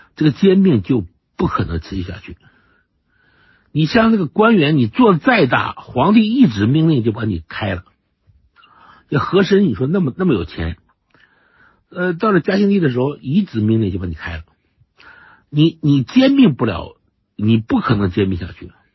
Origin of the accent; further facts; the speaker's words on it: China; 我们中国人就这个，就，就这个毛病